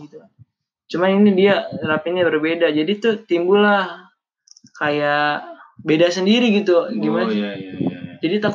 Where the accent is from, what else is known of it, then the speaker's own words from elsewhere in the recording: Jakarta, Indonesia; Nih, kita orang Betawi nih nyari guru.